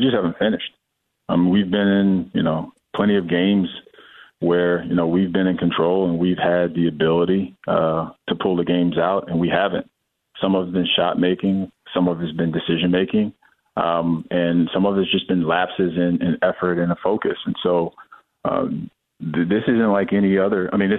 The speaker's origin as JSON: {"language": "English", "town": "Miami", "region": "Florida", "country": "United States", "said": "It was different for me because I come from Miami, which is a place that had a lot to do externally."}